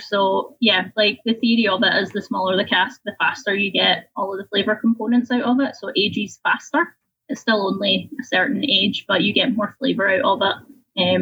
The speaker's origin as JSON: {"language": "English", "region": "Scotland", "country": "United Kingdom", "also_born_or_lived": "Winnipeg, Manitoba, Canada", "moved": "as an adult", "lives_now": "Canada"}